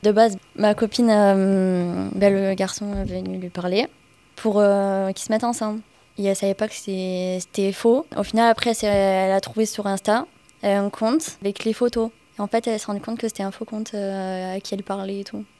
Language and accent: French; Pernes-les-Fontaines, Provence-Alpes-Côte d'Azur, France; j'ai 15 ans, je viens de Pernay-Fontaine